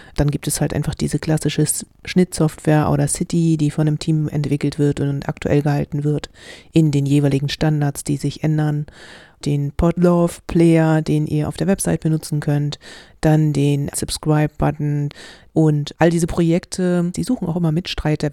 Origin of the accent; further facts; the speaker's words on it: Germany; wir als Deutsche